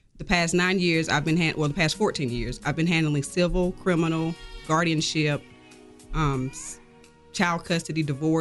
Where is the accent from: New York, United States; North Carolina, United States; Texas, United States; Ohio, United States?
North Carolina, United States; Originally from Charlotte, North Carolina, so on the coast between Wilmington and Myrtle Beach